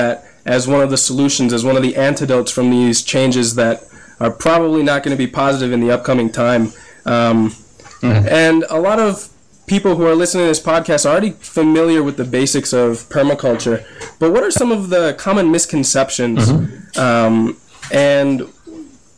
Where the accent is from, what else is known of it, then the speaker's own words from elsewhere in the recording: Minnesota, United States; now in Guatemala; I'm from Minnesota originally, but right now, as you know, I'm in Guatemala.